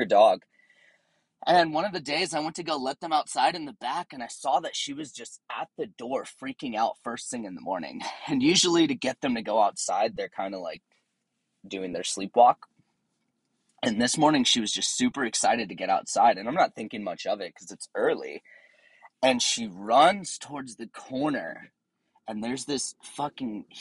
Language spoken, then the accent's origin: English; Tennessee, United States; also born or lived in Southern California; now in San Diego, United States; I grew up out in Tennessee on a farm